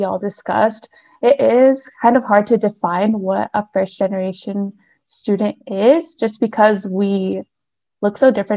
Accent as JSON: {"language": "English", "town": "Hermiston", "region": "Oregon", "country": "United States", "said": "I'm originally from Hermiston, Oregon, which is about 4 hours east of our Corvallis campus."}